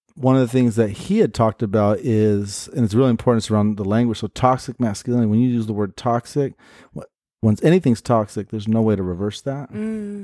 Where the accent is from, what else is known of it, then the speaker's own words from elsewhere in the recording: Portland, United States; born and raised in Portland.